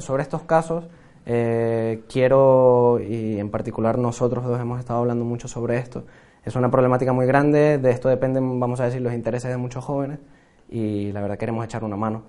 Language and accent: Spanish; Venezuela; now in Spain; como venezolano